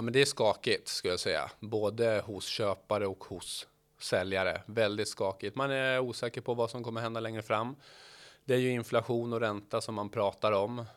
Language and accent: Swedish; Norrköping, Östergötland, Sweden; född och uppvuxen i Norrköping